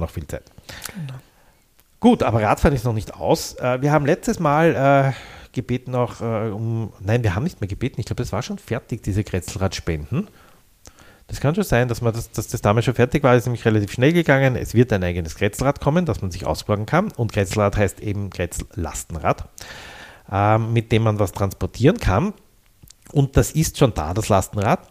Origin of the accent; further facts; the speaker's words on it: Vienna, Austria; Ich habe da zehn Jahre lang gewohnt als Jugendlicher in der Bastiengasse, Nafgassenbereich und bin quasi täglich dort vorbeigekommen